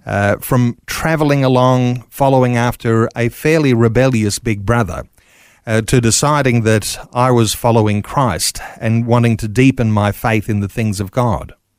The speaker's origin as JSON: {"language": "English", "town": "Mitchell", "region": "Queensland", "country": "Australia", "tie": "born or raised there", "said": "I'm a Queenslander, born and bred"}